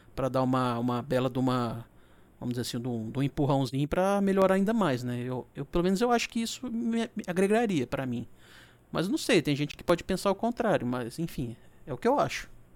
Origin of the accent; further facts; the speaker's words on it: interior of Minas Gerais, Brazil; eu sou do interior de Minas